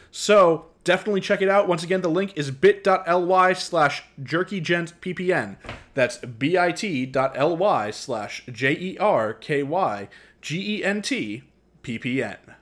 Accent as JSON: {"language": "English", "region": "the South", "country": "United States", "said": "I am a Southern man"}